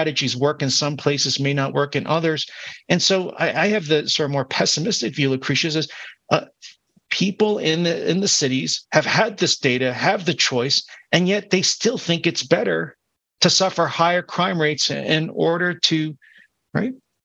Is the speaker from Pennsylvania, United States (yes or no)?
yes; Philadelphia, Pennsylvania, United States; now in Berkeley, United States; My hometown of Philadelphia